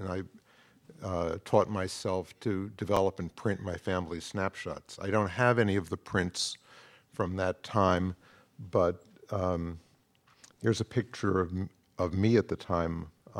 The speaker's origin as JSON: {"language": "English", "town": "Manhattan", "region": "New York", "country": "United States", "tie": "born or raised there", "said": "I grew up in Manhattan."}